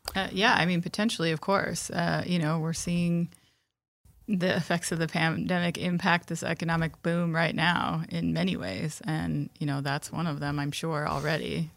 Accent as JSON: {"language": "English", "region": "Midwest", "country": "United States", "said": "we're from the Midwest and we drive in ice and snow and we're used to it."}